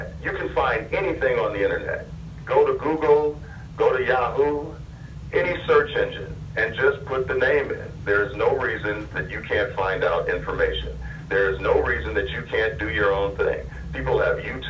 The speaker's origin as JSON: {"language": "English", "town": "Detroit", "region": "Michigan", "country": "United States", "tie": "born or raised there", "moved": "yes", "lives_now": "Los Angeles, United States", "said": "growing up in Detroit"}